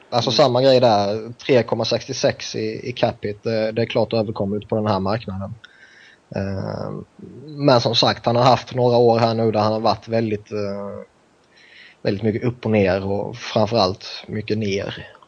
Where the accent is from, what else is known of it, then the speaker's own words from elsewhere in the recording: Sweden; now in San Francisco, United States; Så jag ska vara glad att bo i Kalifornien.